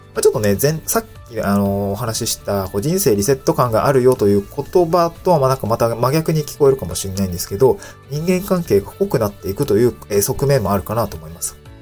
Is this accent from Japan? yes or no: yes; Niigata, Japan; moved away as an adult; also born or lived in Aomori / Tokyo; now in Awaji Island, Japan; 生まれ育ったのが新潟なんですけど